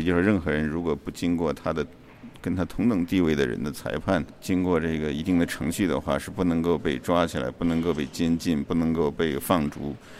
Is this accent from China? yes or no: yes; China; 我们中国人